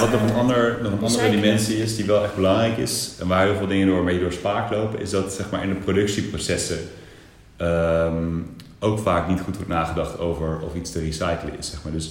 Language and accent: Dutch; Eindhoven, North Brabant, Netherlands; maar ik kom wel uit Eindhoven